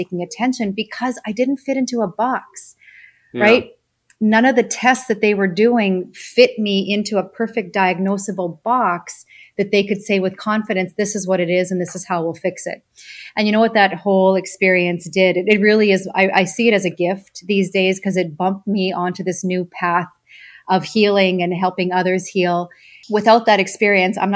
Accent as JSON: {"language": "English", "region": "Saskatchewan", "country": "Canada", "tie": "born or raised there", "said": "I grew up farm kid in Saskatchewan in Canada"}